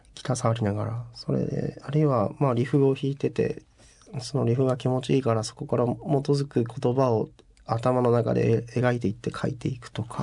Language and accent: Japanese; Fukuoka, Japan; now in Tokyo, Japan; そこから逃げるように東京に上京してきた